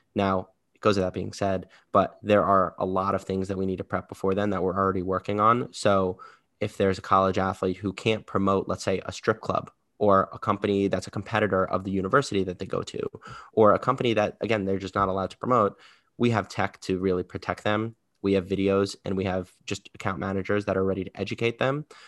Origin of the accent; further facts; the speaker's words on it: New York, United States; I'm from New York, born and raised in New York